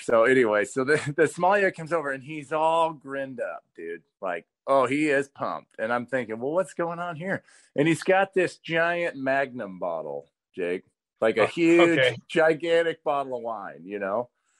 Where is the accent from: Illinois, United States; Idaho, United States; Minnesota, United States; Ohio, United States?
Idaho, United States; moved away as an adult; also born or lived in Utah; I'm from Idaho and played at Utah.